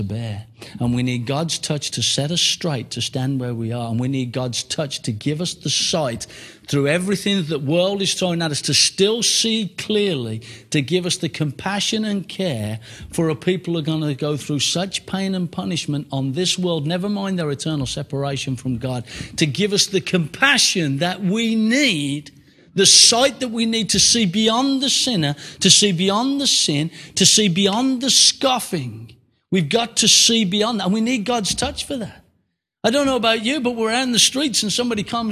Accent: United Kingdom

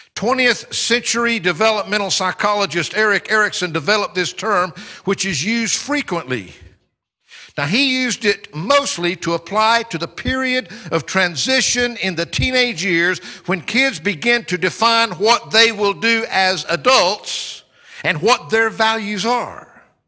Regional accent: United States; now in United Kingdom; part of my identity today, like it or not, is that I'm an American, because that's where I come from

